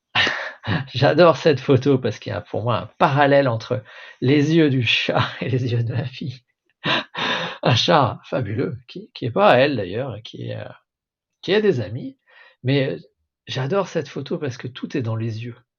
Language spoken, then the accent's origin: French; Alsace, Grand Est, France; born or raised there; first language French